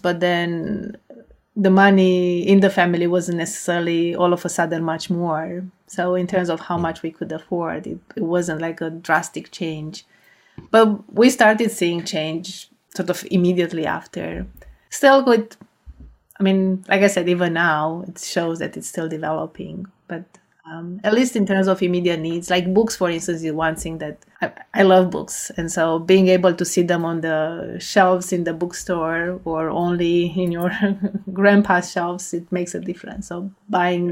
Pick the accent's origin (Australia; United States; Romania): Romania; moved away as an adult; the high school that was best in math and my hometown